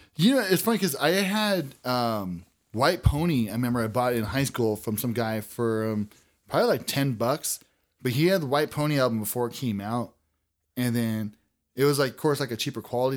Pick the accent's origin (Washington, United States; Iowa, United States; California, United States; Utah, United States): California, United States; Azusa; I grew up by the golf course.